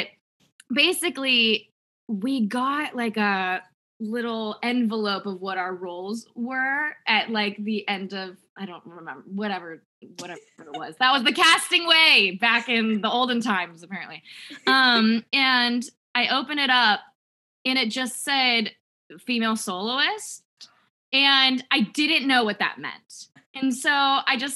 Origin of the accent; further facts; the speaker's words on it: San Diego, California, United States; I grew up in San Diego, like inland San Diego.